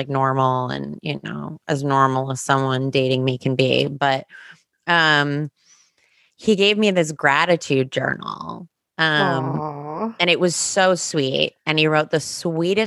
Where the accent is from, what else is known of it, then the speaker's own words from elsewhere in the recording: New Jersey, United States; I grew up in New Jersey